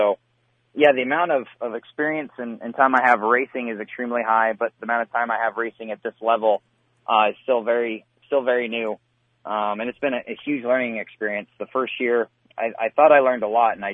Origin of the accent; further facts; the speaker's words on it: Northern California, United States; also born or lived in Redding, California / Mount Shasta, California / Corning, California / Midwest; now in North Carolina, United States; I lived in Mount Shasta for a while, then moved on down to Corning and stayed there for the rest of my time in California